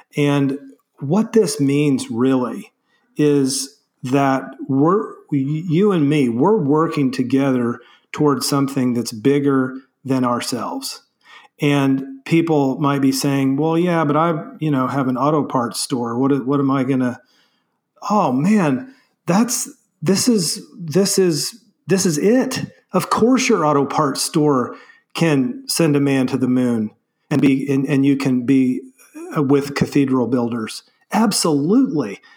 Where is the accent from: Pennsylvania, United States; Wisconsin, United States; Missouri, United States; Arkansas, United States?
Missouri, United States; Springfield; I grew up in Springfield, Missouri, so Southwest Missouri